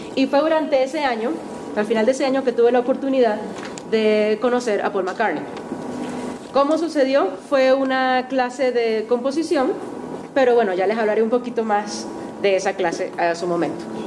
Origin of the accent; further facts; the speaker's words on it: Maracaibo, Zulia, Venezuela; moved away as an adult; also born or lived in Liverpool, England; now in Bogotá, Colombia; Como verán, no soy de aquí. Yo soy de Maracaibo, Venezuela.